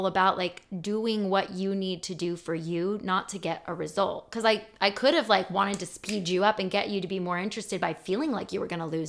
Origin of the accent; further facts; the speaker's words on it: Chicago, Illinois, United States; We're from Chicago.